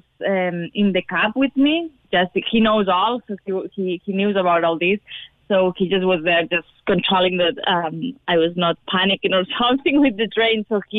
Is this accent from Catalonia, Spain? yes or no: yes; Barcelona, Catalonia, Spain; From Barcelona, Spain.